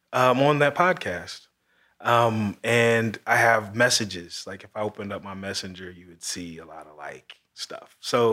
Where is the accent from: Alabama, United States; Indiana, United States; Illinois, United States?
Indiana, United States; Marion; my hometown of Marion.